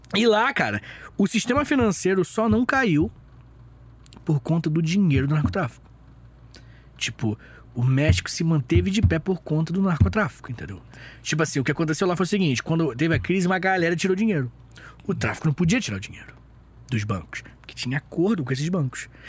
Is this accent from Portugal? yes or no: no; Brazil; Nós que somos do Brasil